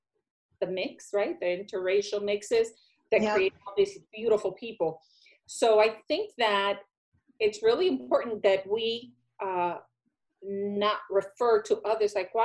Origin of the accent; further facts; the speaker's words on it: Puerto Rico; moved away; I'm Hispanic, I'm Puerto Rican